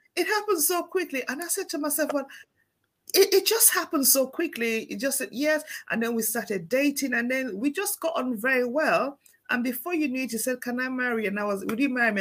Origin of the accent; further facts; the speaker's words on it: Sierra Leone; moved away; I grew up back home in Sierra Leone